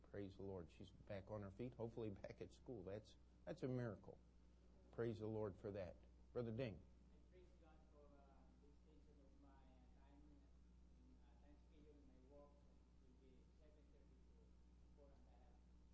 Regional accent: Maryland, United States; moved away; the pastor of the church I grew up in Maryland

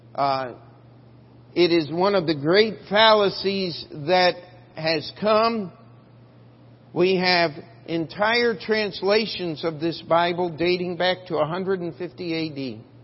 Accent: Maryland, United States; the church I grew up in in Maryland

